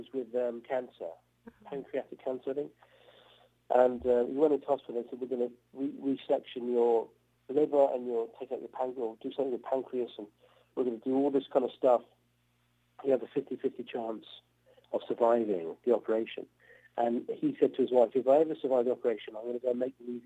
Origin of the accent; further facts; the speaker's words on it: Cambridge, East of England, United Kingdom; also born or lived in Oxford; I grew up in England in a town called Cambridge